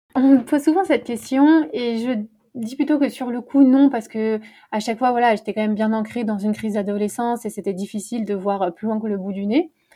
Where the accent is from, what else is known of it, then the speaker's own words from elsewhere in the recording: Paris, Île-de-France, France; j'habite à Paris. Euh, d'ailleurs, je suis née à Paris, donc une vraie Parisienne.